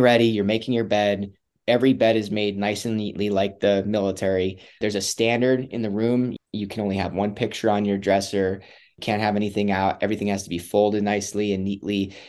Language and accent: English; Wisconsin, United States; moved away; I come from Wisconsin. I grew up in kind of a broken home